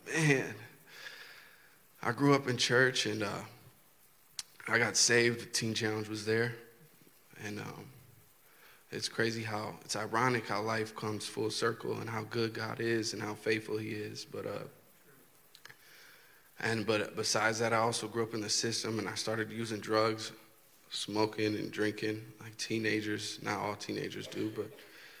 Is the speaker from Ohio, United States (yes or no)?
no; Milwaukee, Wisconsin, United States; from Milwaukee